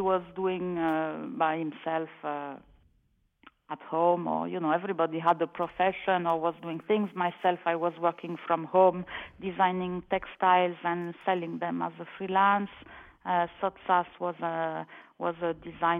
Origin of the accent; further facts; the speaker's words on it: France; moved away as an adult; now in Milan, Italy; I was born in France. And I have lived in Italy, in Milan, to be precise, since 1979